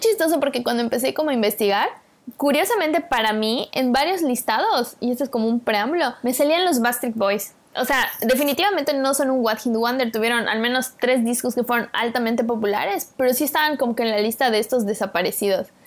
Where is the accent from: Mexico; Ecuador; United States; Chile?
Mexico; como mexicanos